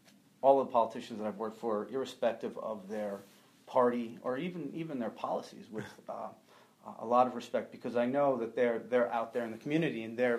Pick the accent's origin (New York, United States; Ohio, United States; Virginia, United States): New York, United States; Westchester County; I'm from Westchester County, New York.